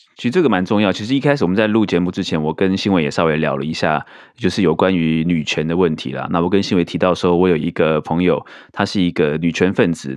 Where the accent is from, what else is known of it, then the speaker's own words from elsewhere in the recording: Taiwan; 这明明是我们台湾人发明的珍珠奶茶